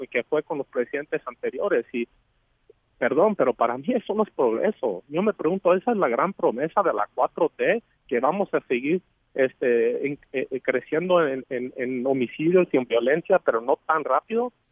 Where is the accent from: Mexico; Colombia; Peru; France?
Mexico; nosotros como mexicanos